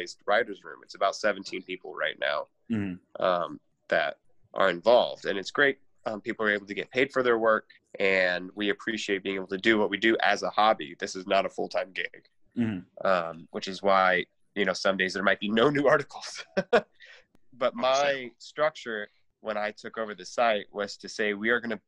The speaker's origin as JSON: {"language": "English", "area": "Space Coast, Cape Canaveral", "region": "Florida", "country": "United States", "tie": "born or raised there", "moved": "as an adult", "lives_now": "Boston, United States", "said": "I grew up on the Space Coast. So out by Cape Canaveral"}